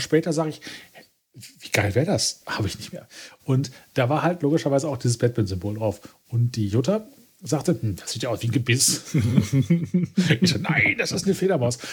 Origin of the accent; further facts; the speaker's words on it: Essen, North Rhine-Westphalia, Germany; ich komme quasi gebürtig aus dem Sumpf, aus dem Ruhrgebiet